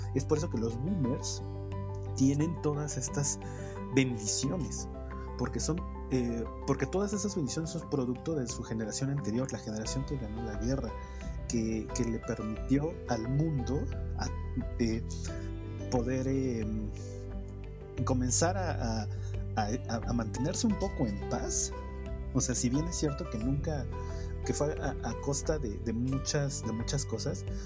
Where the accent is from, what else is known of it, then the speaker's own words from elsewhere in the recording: Mexico; como mexicano de, los suburbios, de, los lugares de del Oriente